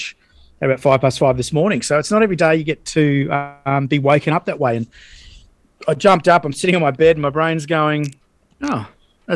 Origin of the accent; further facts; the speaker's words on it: Australia; being an Aussie